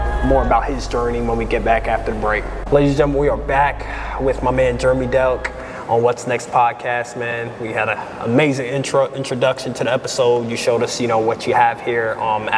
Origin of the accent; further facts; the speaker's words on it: Hempstead, New York, United States; also born or lived in Daytona Beach, Florida; now in Lexington, United States; I grew up in New York, Long Island, New York